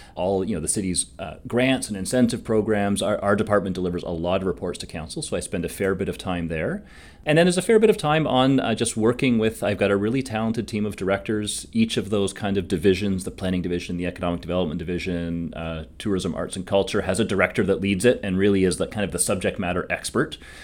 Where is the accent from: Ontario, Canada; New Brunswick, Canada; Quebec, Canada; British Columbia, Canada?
Ontario, Canada; Hamilton; I am from Hamilton, so I grew up here